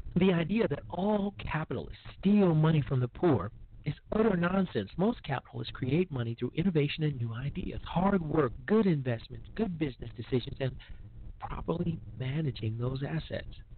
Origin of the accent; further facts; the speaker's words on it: Chicago, Illinois, United States; my hometown of Chicago, because frankly, where's mine and what's in it for me is our motto in in Chicago